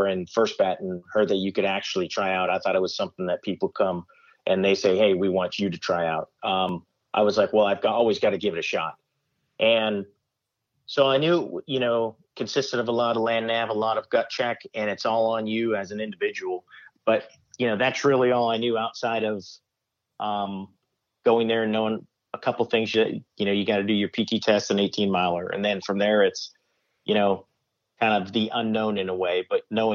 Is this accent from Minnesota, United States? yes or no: no; Arizona, United States; moved away as an adult; also born or lived in Fort Bragg, North Carolina; growing up in Arizona, it was kind of nice because I was about 3.5 hours away from my folks